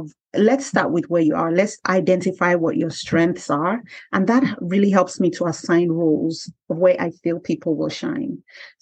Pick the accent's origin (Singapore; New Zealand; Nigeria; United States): Nigeria; moved away as an adult; I came from Nigeria and I came here